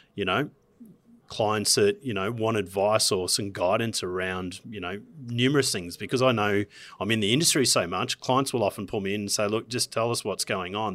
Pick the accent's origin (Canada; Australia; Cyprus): Australia; Gold Coast, Queensland; I'm from Queensland, from the Gold Coast of all places.